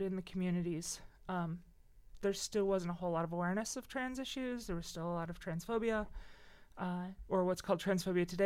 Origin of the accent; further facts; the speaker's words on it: Cedar Lake, Indiana, United States; also born or lived in Crown Point, Indiana; Cedar Lake, Crown Point.